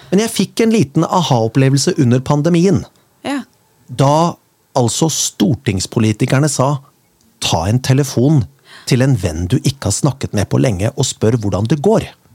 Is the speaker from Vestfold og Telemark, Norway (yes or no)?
yes; Rjukan, Vestfold og Telemark, Norway; Jeg er selv født på Rjukan.